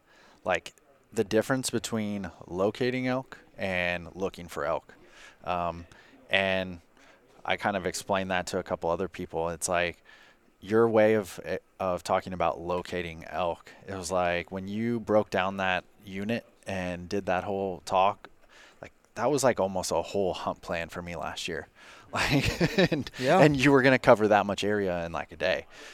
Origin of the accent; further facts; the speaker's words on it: Independence, Kentucky, United States; I am from Independence, Kentucky.